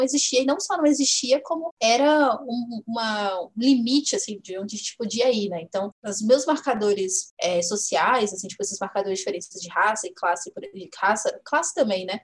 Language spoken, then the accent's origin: Portuguese; Vila Velha, Espírito Santo, Brazil; eu nasci na, em Vila Velha, no Espírito Santo